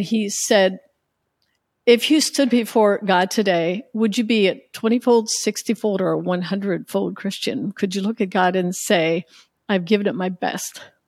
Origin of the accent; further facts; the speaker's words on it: United States; growing up in the Amish culture